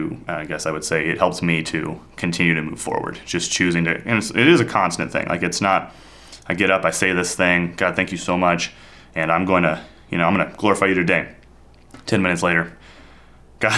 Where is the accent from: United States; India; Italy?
India; moved away; Growing up in India, we have a 3-month monsoon